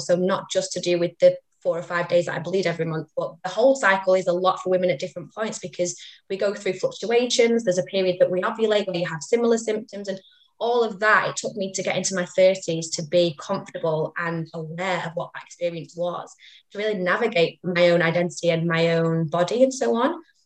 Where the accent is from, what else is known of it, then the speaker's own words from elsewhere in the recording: Manchester, North West England, United Kingdom; I am from Manchester.